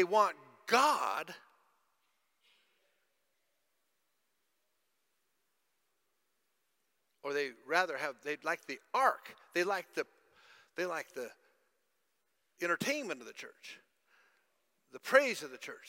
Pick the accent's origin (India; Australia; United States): United States; now in Zimbabwe; I grew up in America